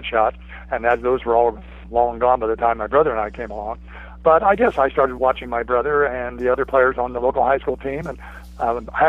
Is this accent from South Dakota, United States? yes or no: no; Fulton County, Indiana, United States; I grew up in Fulton County. The county seat up there is Rochester, Indiana, which makes it about 20 miles north of Logansport. So it's kind of north-central Indiana